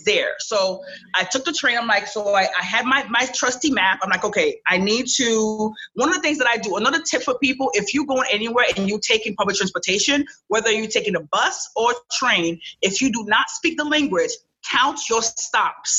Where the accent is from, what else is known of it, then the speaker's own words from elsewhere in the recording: New York City, New York, United States; English is a second language; also born or lived in Cap-Haïtien, Haiti; I was raised in New York. I was raised in Flatbush, New York